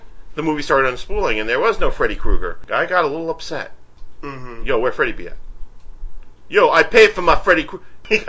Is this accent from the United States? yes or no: yes; Queens, New York, United States; For me, growing up in Queens, we had Jamaica Avenue.